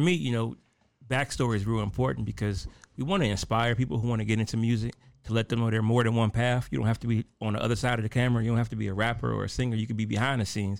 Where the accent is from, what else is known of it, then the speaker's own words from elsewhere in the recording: Detroit, Michigan, United States; I'm from Detroit